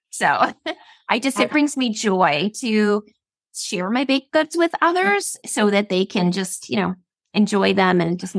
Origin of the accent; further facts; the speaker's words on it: Rhode Island, United States; moved away as an adult; now in Florida, United States; I am originally from Rhode Island. I lived there my whole entire life. And in 2021, we made a decision to move here.